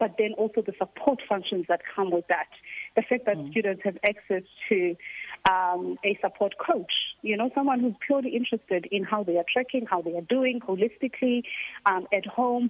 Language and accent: English; Butterworth, Eastern Cape, South Africa; moved away; It's a small town, yeah, called Butterworth.